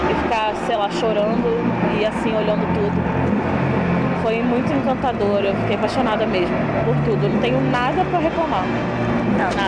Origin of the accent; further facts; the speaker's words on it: Rio de Janeiro, Brazil; E nós somos do Rio.